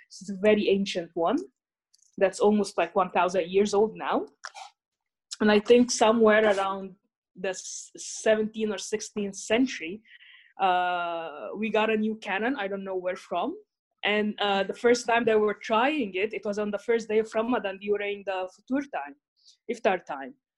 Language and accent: English; Cairo, Cairo Governorate, Egypt; moved away as an adult; now in Netherlands; I come from Cairo, Egypt. I've been in the Netherlands for almost five years now